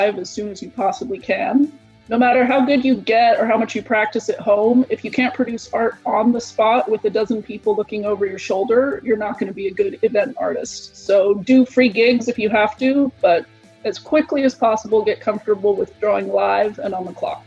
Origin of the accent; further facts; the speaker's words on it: San Diego, California, United States; I'm from San Diego, California